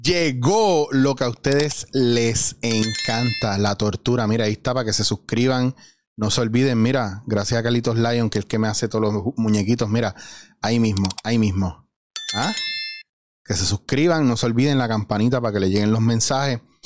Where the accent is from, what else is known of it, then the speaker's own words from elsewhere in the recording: Puerto Rico; la mayoría de los puertorriqueños, aparte de que no tenemos una identidad